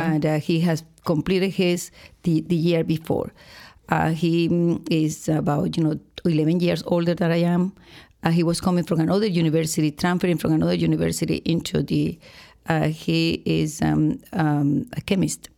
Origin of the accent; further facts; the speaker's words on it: Boca del Pozo, Nueva Esparta, Venezuela; moved away as an adult; I am from Venezuela, but, uh, I have to say that I was born in an island